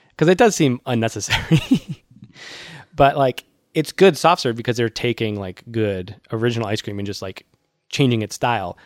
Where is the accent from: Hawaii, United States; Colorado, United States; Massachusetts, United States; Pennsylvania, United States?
Massachusetts, United States; Worcester; my hometown, Worcester.